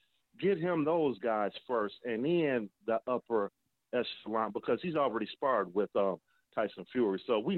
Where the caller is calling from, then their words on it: Toledo, Ohio, United States; from Toledo, Ohio.